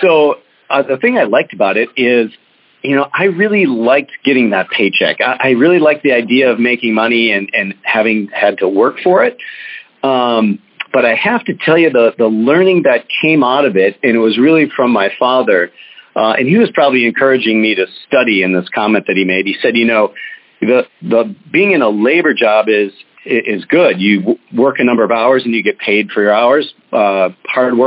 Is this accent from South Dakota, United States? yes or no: no; St. Paul, Minnesota, United States; I grew up in St. Paul, Minnesota